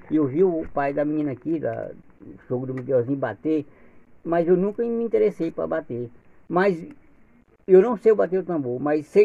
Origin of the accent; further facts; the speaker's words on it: Quilombo Rampa, Maranhão, Brazil; eu tenho um orgulho eu participar de, desse, Quilombo Rampa, porque eu, foi onde eu nasci, me criei, tem a história da rampa mesmo